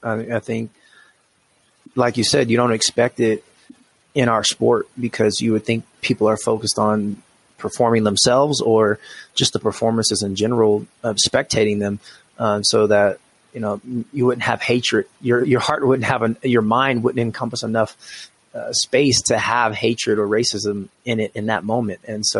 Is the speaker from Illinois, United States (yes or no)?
no; Washington, United States; now in Colorado Springs, United States; I came from Washington State, which is a very liberal place, very blue state.